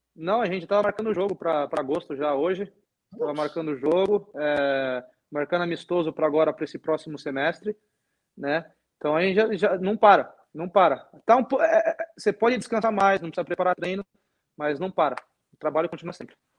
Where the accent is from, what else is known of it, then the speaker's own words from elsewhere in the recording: Brazil; also born or lived in Europe; now in United States; eu sou brasileiro